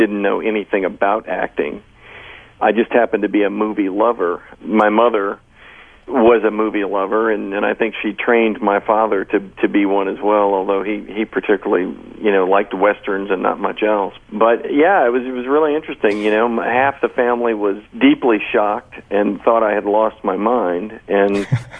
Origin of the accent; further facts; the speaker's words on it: Austin, Texas, United States; moved away; I happen to be back in my hometown of Austin